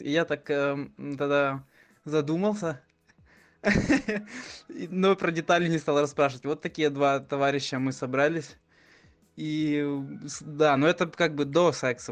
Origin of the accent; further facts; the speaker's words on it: Ukraine; я из Украины